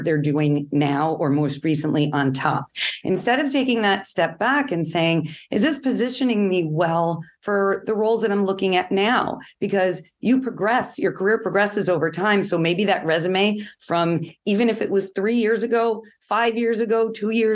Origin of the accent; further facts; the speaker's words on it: New York, United States; I'm from New York, so I talk quickly.